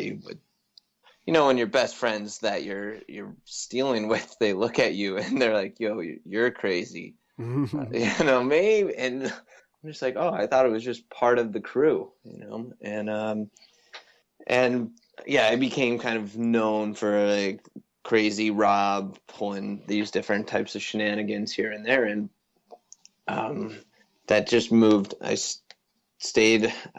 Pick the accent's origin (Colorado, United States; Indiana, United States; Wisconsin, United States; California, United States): Colorado, United States; a town just outside Vail; also born or lived in Boulder, Colorado; I come from, born and raised in a town just outside Vail, Colorado. And so grew up in the mountains